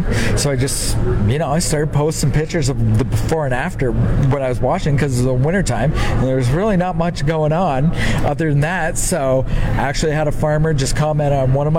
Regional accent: Southern Ontario, Canada

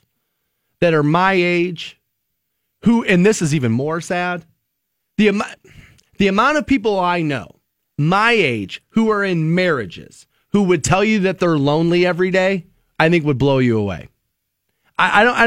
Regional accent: Aurora Shores, Ohio, United States; I grew up in Aurora Shores, I mean, a very well-to-do community back in the 80s, early 90s

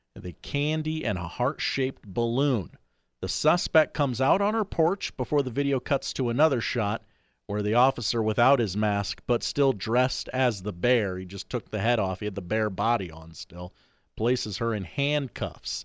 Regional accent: New York City, New York, United States; I'm New Yorker. I ride this subway for thirty-five years.

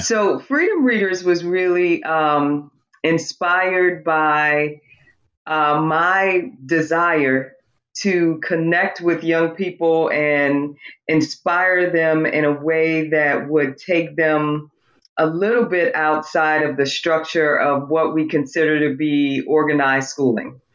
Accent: North Santee, South Carolina, United States; where I grew up in the North Santee area

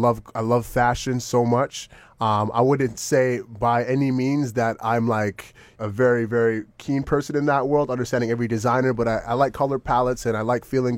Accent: Toronto, Ontario, Canada; moved away as an adult; also born or lived in Jamaica (ancestry); now in Los Angeles, United States; I'm from Scarborough, you know what I'm saying? And like, you know, being from Scarborough, being from Metro Housing in Scarborough, living in the hood of my mom and my brothers

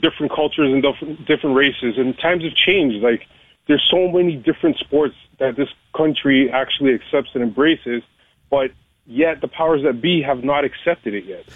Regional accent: Canada; as a Canadian

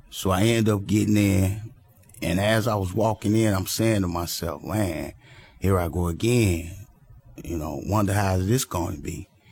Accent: Chicago, Illinois, United States; I was born in Chicago, Illinois, to a single parent mother

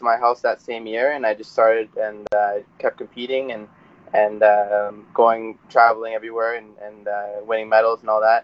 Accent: Welland, Ontario, Canada; I grew up in Welland, Ontario. Still here, living in Welland.

